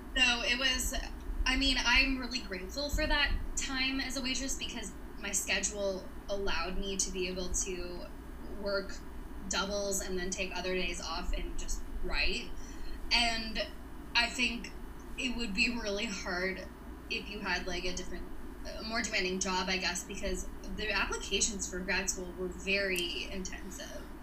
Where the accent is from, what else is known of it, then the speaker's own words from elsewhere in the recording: Kentucky, United States; moved away as an adult; also born or lived in Nashville, Tennessee; I'm, I'm from Kentucky originally.